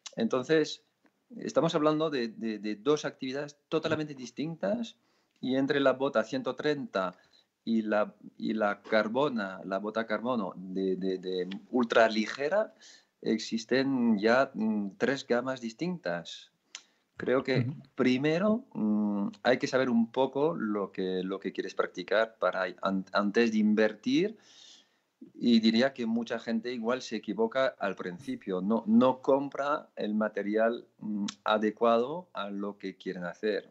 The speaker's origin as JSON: {"language": "Spanish", "country": "France", "also_born_or_lived": "Pyrenees", "moved": "yes", "said": "yo soy francés"}